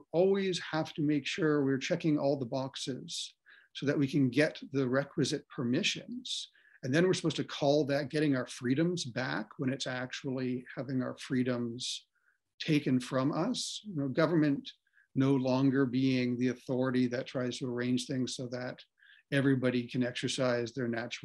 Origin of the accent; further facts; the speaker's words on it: Ontario, Canada; I grew up in Ontario